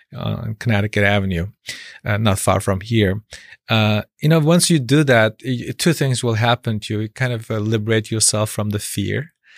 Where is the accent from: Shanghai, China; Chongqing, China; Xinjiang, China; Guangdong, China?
Xinjiang, China; now in United States; my being born in a re-education camp